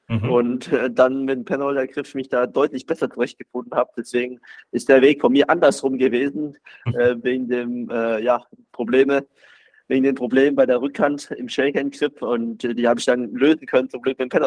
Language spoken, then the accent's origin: German; Baden-Württemberg, Germany; ich würde mich schon selber auch als Schwabe identifizieren.